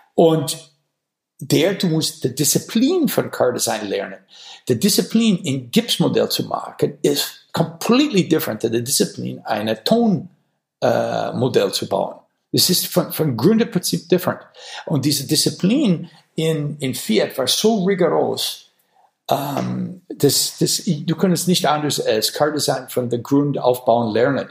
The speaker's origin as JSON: {"language": "German", "region": "Wisconsin", "country": "United States", "second_language": "German", "moved": "yes", "said": "ich komme aus Wisconsin"}